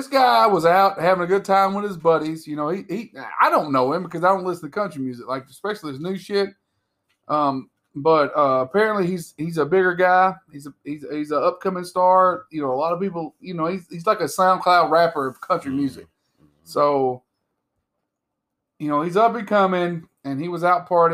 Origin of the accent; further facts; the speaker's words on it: the South, United States; accent: drawl; I'm from the South, so it's going to get drawled out some.